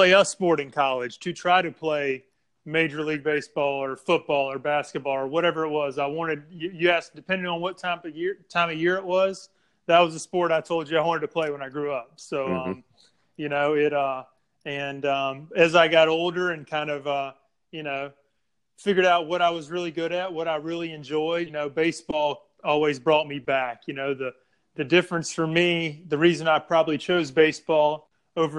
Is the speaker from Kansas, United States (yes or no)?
no; Vicksburg, Mississippi, United States; I grew up in Vicksburg, Mississippi